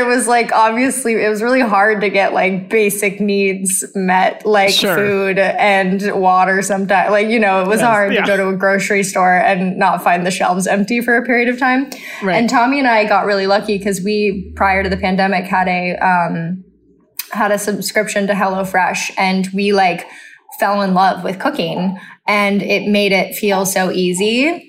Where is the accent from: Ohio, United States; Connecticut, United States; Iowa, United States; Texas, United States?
Texas, United States